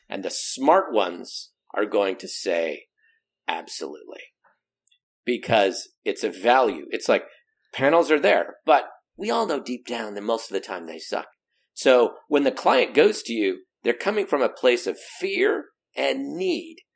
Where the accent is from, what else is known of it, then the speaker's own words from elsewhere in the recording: Pacific Northwest, United States; also born or lived in Southern California; the Pacific Northwest where we don't even have an accent